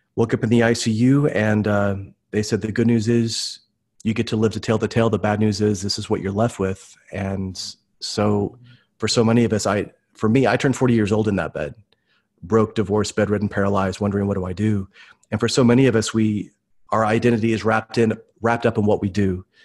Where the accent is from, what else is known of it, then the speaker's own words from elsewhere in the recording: Tulsa, Oklahoma, United States; I'm from Tulsa, Oklahoma, and originally grew up here